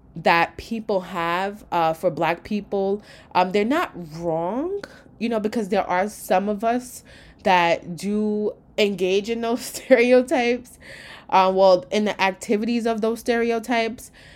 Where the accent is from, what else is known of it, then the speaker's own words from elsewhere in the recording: New York, United States; I am from New York, where we're just like one big melting pot